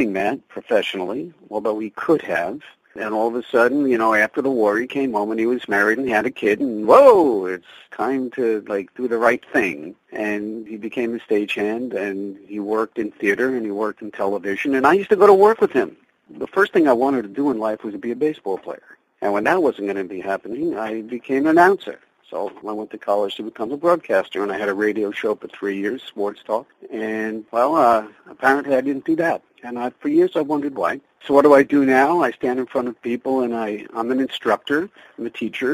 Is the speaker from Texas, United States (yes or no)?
no; Long Island, New York, United States; also born or lived in Bronx, New York / Queens, New York; moved to Long Island when, in 1960. I was four